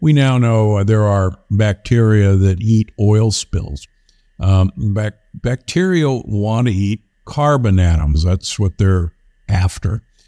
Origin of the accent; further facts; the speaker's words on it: Omaha, Nebraska, United States; moved away; I'm from Omaha, Nebraska originally